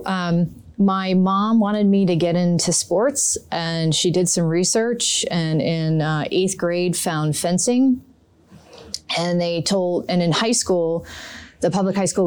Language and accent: English; High Bridge, New Jersey, United States; I'm from New Jersey. Grew up here. My parents still live in the house I grew up in out in Hunterdon County, a little town called Highbridge